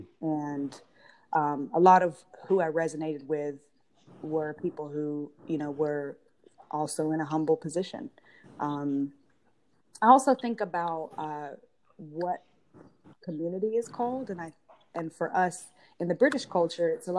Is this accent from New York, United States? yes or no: no; Gwinnett County, Georgia, United States; born or raised there; also born or lived in London, England